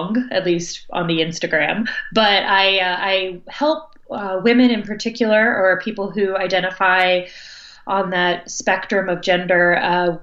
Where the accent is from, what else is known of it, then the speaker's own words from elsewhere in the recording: New Jersey, United States; moved away as an adult; also born or lived in New York; now in North Carolina, United States; I'm from the North, I'm from New Jersey, which is near New York, and lived in New York for 11 years before moving to North Carolina